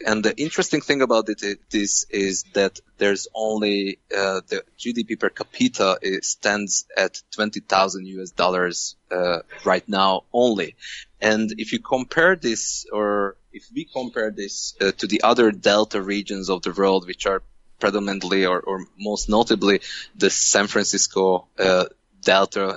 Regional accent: Hungary; English is a second language; moved away; I'm from Hungary

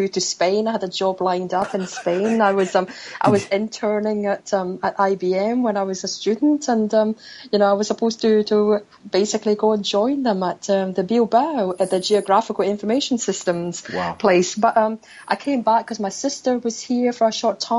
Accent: Scotland, United Kingdom; moved away as an adult; now in Hong Kong; Back home is in Scotland, actually. I was raised in Scotland, and my parents are still back there.

